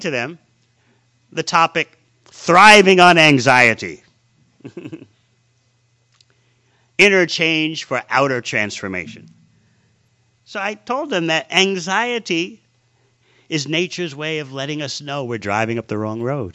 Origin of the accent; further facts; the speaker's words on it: New York City, New York, United States; as a little boy growing up in New York City in the 50s